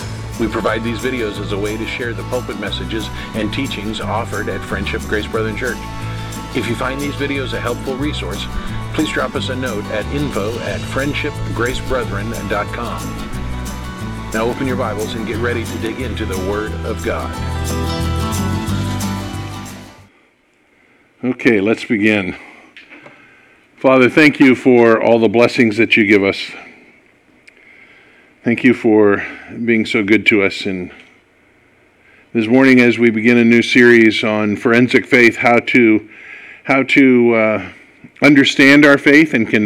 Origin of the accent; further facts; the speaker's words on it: California, United States; I'm a Californian. I was born and raised here.